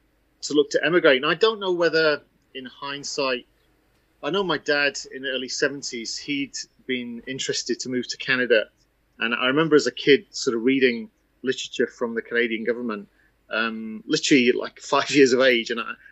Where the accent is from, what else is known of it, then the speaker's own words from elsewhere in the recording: England, United Kingdom; It's very difficult to understand where that comes from because it's tough growing up in England and yet wanting to proclaim to people that you're from the enemy.